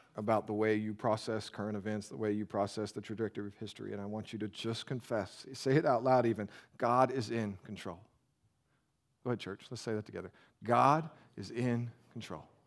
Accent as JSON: {"language": "English", "country": "United States", "said": "we're American"}